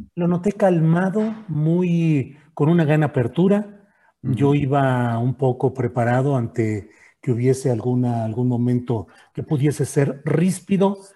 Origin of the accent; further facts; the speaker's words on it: San Luis Potosí, Mexico; moved away as an adult; also born or lived in Torreón, Coahuila / Mexico City; now in Zapopan, Mexico; Yo nací en Torreón, Coahuila, pero desde los diez años viví en San Luis Potosí. Ahí estudié la carrera profesional